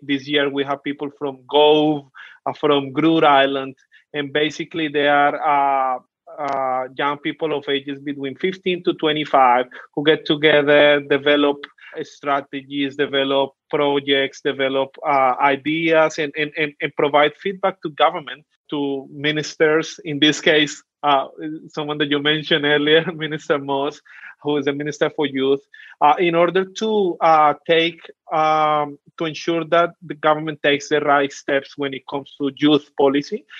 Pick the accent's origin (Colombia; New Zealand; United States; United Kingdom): Colombia; accent: Colombian; first language Spanish; English is a second language; now in Australia; I'm Colombian all the way from South America. So I speak Spanish. Really proud of my accent